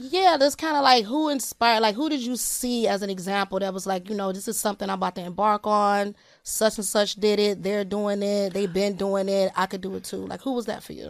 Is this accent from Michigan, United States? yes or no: yes; Detroit, Michigan, United States; I'm from Detroit